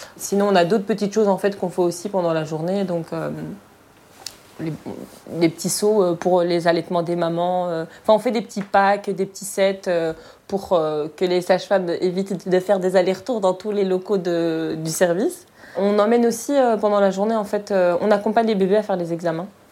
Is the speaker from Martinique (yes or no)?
no; Morocco; now in Brussels, Belgium; je suis marocaine